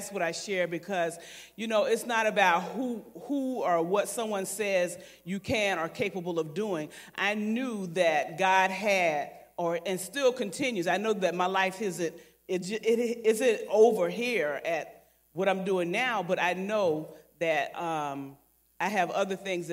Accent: Savannah, Georgia, United States; I was born at Georgia Infirmary Hospital, grew up in West Savannah

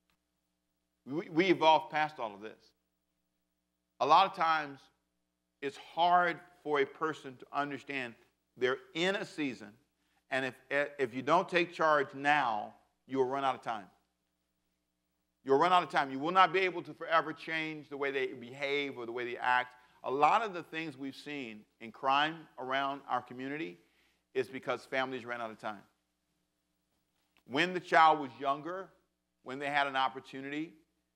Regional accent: Los Angeles, California, United States; moved away as an adult; now in Savannah, United States; I was born in Savannah but raised in Los Angeles

